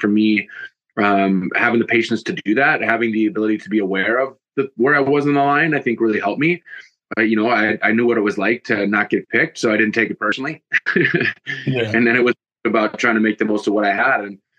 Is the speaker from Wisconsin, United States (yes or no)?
yes; Green Bay, Wisconsin, United States; moved away as an adult; also born or lived in Chicago / London; I grew up in Green Bay